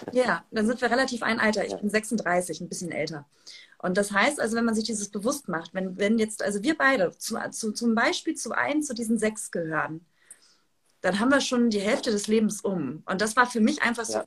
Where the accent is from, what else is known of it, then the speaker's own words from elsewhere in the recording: Hamburg, Germany; ich komme ja aus Hamburg